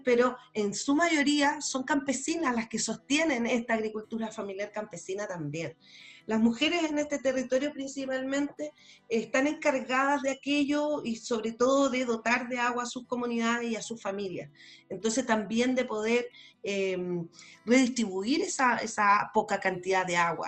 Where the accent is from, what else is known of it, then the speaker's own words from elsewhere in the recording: Chile; como chilenos, como chilenas